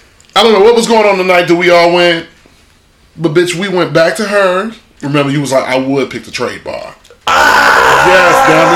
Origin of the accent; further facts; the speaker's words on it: Chicago, Illinois, United States; moved away; because I'm from Chicago, and it's what we do. It's what I've done my entire life.